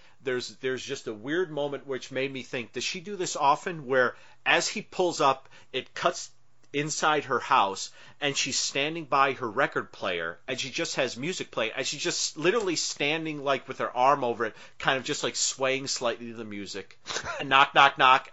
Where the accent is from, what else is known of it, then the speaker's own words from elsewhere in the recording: the North, United States; I'm a Northerner.